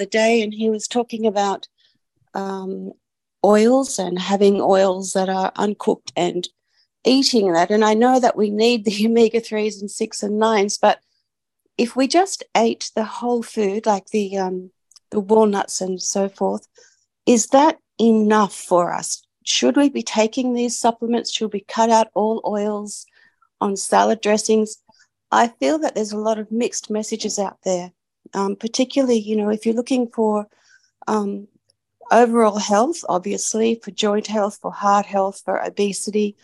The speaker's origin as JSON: {"language": "English", "region": "New South Wales", "country": "Australia", "said": "I'm from New South Wales in Australia"}